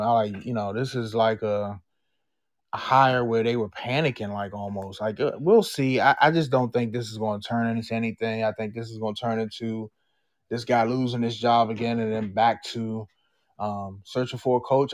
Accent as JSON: {"language": "English", "region": "Maryland", "country": "United States", "tie": "born or raised there", "said": "I born and raised in Maryland"}